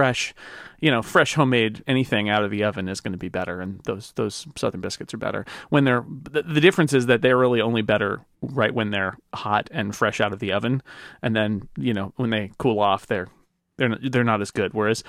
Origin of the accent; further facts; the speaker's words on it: United Kingdom; I'm very British, of course, as I am.